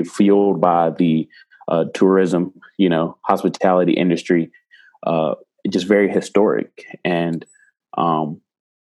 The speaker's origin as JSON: {"language": "English", "town": "Greenwood", "region": "South Carolina", "country": "United States", "tie": "born or raised there", "also_born_or_lived": "Charleston, South Carolina", "said": "I'm from South Carolina, but I was born in the upstate in a small town called Greenwood. And I moved to Charleston"}